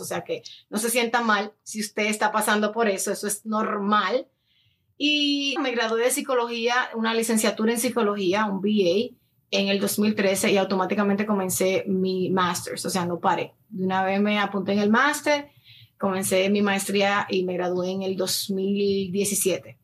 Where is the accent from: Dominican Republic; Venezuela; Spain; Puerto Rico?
Dominican Republic; moved away as an adult; now in United States; yo soy dominicana, dominicana de pura cepa, como dicen, nacida y criada en República Dominicana. Llegué a los Estados Unidos a los 18 años